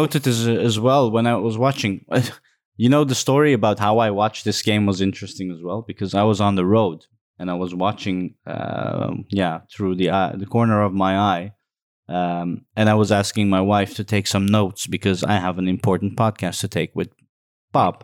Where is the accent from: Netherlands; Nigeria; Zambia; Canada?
Netherlands; Amsterdam, North Holland; I'm from Holland, Amsterdam